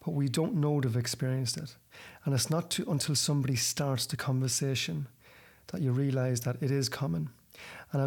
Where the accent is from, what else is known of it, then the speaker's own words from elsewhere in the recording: Ireland; I'm from the same town as you